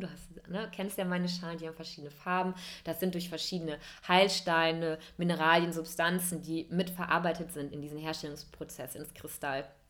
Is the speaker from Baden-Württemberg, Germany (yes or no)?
no; Cologne, North Rhine-Westphalia, Germany; moved away as an adult; also born or lived in Hamburg / India; ich arbeite als Yoga-Lehrerin hier in wunderschönen Köln, meiner Heimatstadt